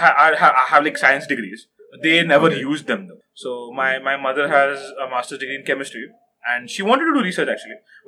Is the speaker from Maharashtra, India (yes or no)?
yes; Mumbai, Maharashtra, India; also born or lived in Pune; I was born in Pune. Okay. I lived there till I was 10. I had my education till 4th standard there. And because of better job prospects, my parents moved to Mumbai